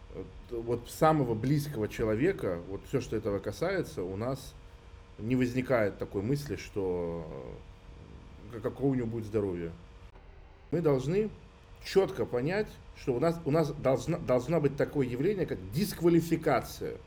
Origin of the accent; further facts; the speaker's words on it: Russia; я хоть и армянин, но я супер э, вот в нашей обычной культуре, русской городской вырос